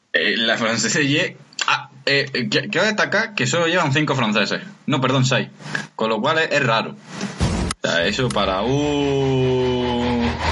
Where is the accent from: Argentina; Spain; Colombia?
Spain; Granada area, Andalusia; por la carretera de la sierra, la, la antigua, que pasa por mi pueblo